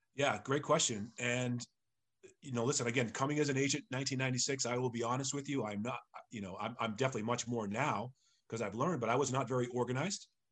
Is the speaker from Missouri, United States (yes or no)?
no; Sharon, Massachusetts, United States; also born or lived in Framingham, Massachusetts / Brookline, Massachusetts; I grew up in Sharon, Massachusetts